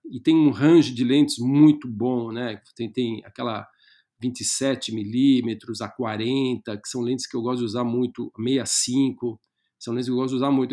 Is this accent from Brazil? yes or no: yes; Brazil; nós, antes de mais nada, somos brasileiros